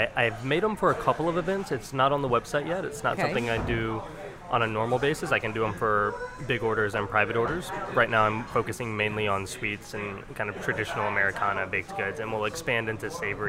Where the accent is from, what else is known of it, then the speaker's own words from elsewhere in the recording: Shreveport, Louisiana, United States; moved away as an adult; also born or lived in Chicago; now in New Orleans, United States; So I'm from Shreveport, originally, North Louisiana. Shreveport, Caddo Parish, born and raised. Stayed there for college and went to Chicago for French pastry school to get professional training in making pies and other delicious pastries and moved to New Orleans shortly thereafter. Been here about 5.5 years now.